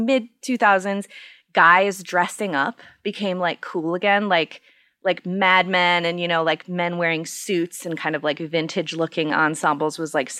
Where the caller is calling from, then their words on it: Minneapolis, Minnesota, United States; I am in my basement in Minneapolis, Minnesota.